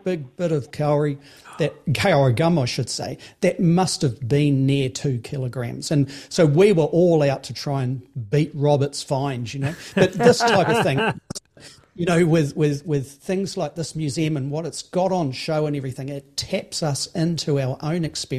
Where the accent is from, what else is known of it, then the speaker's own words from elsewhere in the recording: Auckland, New Zealand; where I was growing up in South Auckland